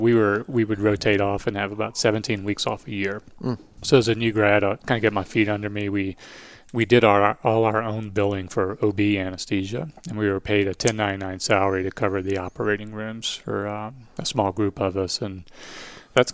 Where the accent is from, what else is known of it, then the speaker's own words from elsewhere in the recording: Louisiana, United States; accent: Cajun; also born or lived in Southern California; I'm from South Louisiana. I think I've covered up most of my Cajun accent over the years.